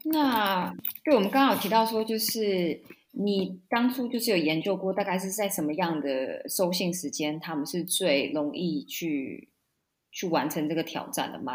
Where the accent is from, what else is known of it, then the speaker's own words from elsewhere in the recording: Taiwan; moved away; 我也是台湾出生长大